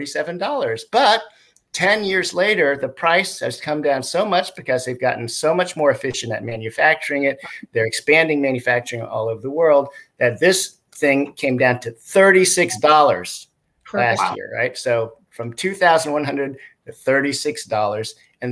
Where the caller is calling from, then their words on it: California, United States; And I'm dialing in from the San Francisco Bay Area.